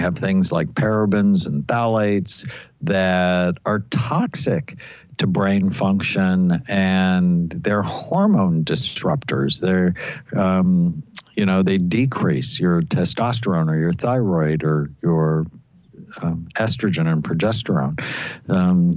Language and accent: English; Los Angeles, California, United States; I grew up in Southern California. I grew up in the San Fernando Valley where we had smog days